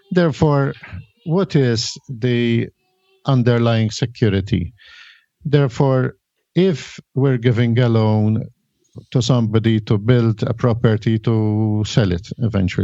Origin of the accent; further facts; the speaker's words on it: Malta; I come from Malta